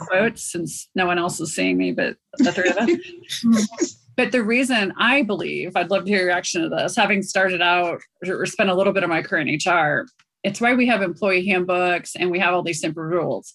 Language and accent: English; South India, India; moved away; I grew up in Southern India